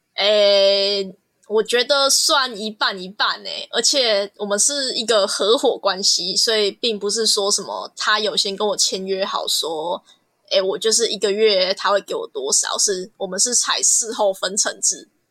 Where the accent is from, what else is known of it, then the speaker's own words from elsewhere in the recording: Kaohsiung, Taiwan; 我来自高雄，然后我现在还在延毕中，啊，我读的是就是原住民艺术产业这个系